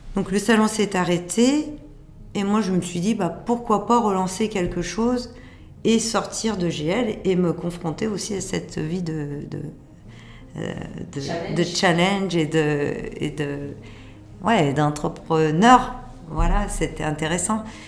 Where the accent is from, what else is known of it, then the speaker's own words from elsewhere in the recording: Lyon, Auvergne-Rhône-Alpes, France; je suis lyonnaise, je suis née à Lyon d'une famille lyonnaise